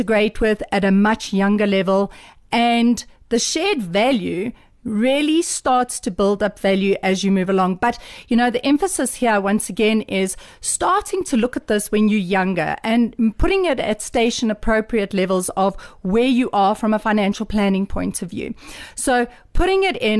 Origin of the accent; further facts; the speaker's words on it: South Africa; I am South African